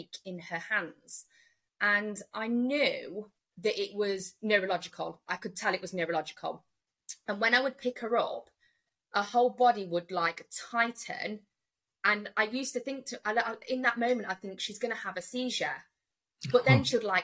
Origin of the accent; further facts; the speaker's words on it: Nottinghamshire, East Midlands, United Kingdom; I am from Nottinghamshire, and I have got three daughters.